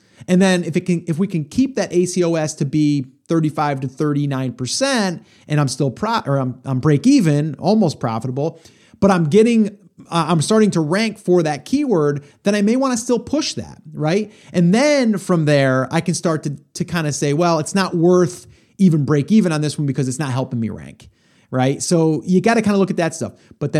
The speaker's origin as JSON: {"language": "English", "region": "New York", "country": "United States", "said": "I was from New York. You were from Jersey."}